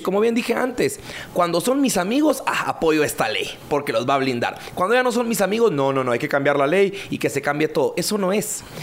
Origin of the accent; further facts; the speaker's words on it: Guatemala; todos los guatemaltecos somos eso, guatemaltecos